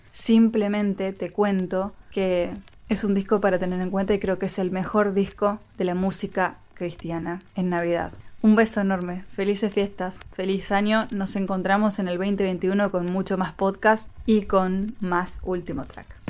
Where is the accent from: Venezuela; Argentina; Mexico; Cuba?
Argentina; la cultura de mi país. En Argentina no somos pro música navideña